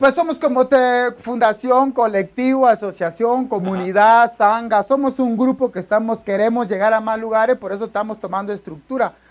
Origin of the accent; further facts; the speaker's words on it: Oaxaca, Mexico; De la playa nudista de Cipolite, de Puerto Ángel, de Huatulco, de por ahí soy yo